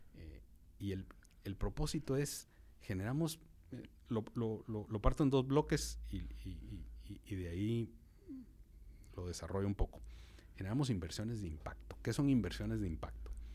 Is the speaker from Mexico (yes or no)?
no; Guatemala; como guatemaltecos